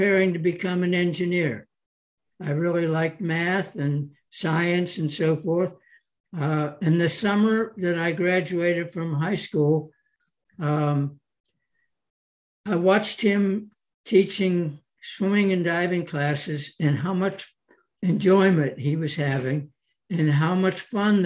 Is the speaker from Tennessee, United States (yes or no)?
no; Pittsburgh, Pennsylvania, United States; I grew up in Pittsburgh, Pennsylvania